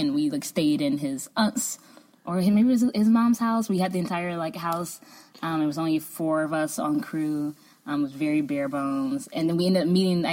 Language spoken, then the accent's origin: English; United States; also born or lived in Chicago; me, as like an American